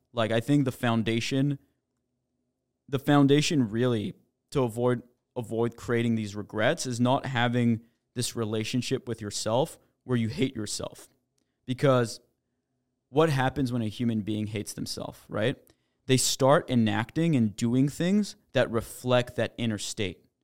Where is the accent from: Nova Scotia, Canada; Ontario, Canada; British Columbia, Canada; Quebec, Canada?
Quebec, Canada; Montreal; moved away; also born or lived in New York; I'm actually Canadian. I grew up in Montreal.